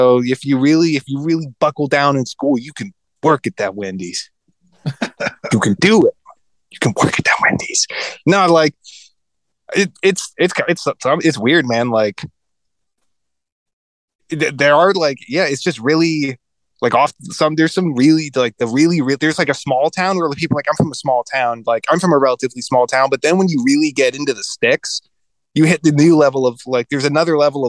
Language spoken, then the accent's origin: English; Fayetteville, North Carolina, United States; I was joking like, oh, I'm from Fayetteville, but like Fayetteville is where Fort Bragg is. And like, that's so like right. Eastern North Carolina, there's Fort Bragg, Camp Lejeune, and Cherry Point